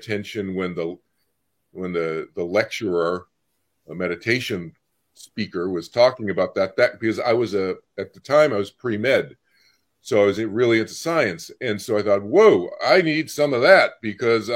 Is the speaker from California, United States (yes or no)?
no; Boston, Massachusetts, United States; I grew up in Boston, Massachusetts